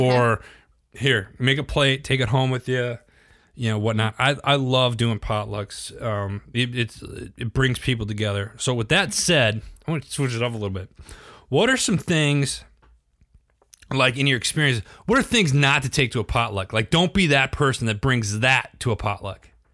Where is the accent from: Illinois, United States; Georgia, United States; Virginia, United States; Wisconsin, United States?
Wisconsin, United States; I'm from Wisconsin